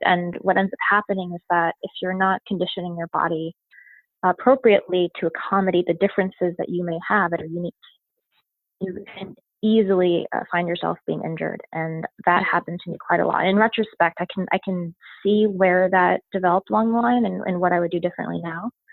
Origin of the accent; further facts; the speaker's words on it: Westchester, New York, United States; I was born in New York, in New York City, and uh, moved to Westchester when I was four.